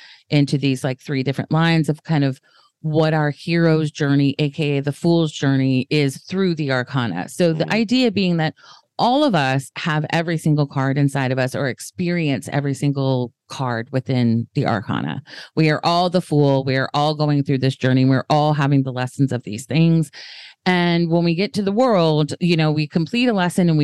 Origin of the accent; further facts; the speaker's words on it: the South, United States; I'm from the South